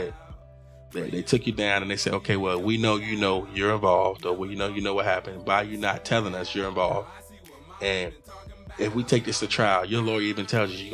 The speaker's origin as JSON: {"language": "English", "town": "Virginia Beach", "region": "Virginia", "country": "United States", "tie": "born or raised there", "said": "We grew up in Virginia Beach"}